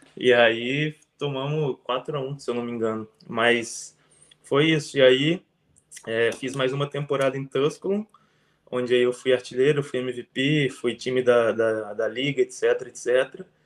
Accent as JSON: {"language": "Portuguese", "town": "Aracruz", "region": "Espírito Santo", "country": "Brazil", "also_born_or_lived": "Minas Gerais / Vitória, Espírito Santo / United States", "moved": "as an adult", "said": "eu sou de Aracruz, no Espírito Santo"}